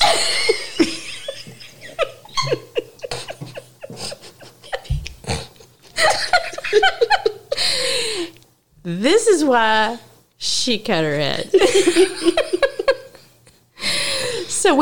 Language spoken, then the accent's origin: English; Louisville, Kentucky, United States; In Louisville, in my hometown